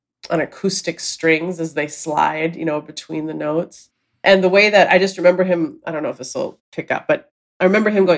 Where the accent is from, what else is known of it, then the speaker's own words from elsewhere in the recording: Minneapolis, Minnesota, United States; moved away as an adult; now in New York, United States; I grew up in Minneapolis.